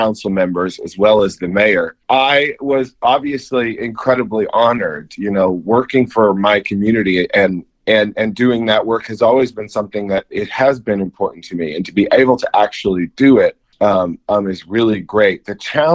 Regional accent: Kansas City, Missouri, United States; growing up in Kansas City

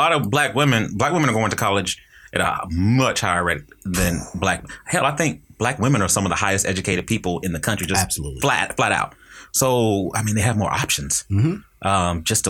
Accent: North Carolina, United States; I'm originally from North Carolina.

